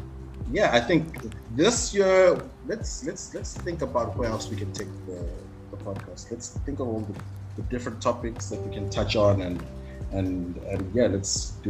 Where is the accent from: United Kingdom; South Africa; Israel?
South Africa; Johannesburg, Gauteng; born and raised in Joburg, family is from Northwest originally, so I'm Tswana.